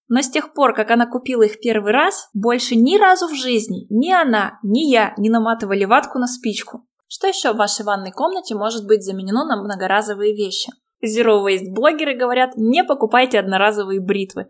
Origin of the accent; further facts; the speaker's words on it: Chelyabinsk, Chelyabinsk Oblast, Russia; В моем родном городе, в Челябинске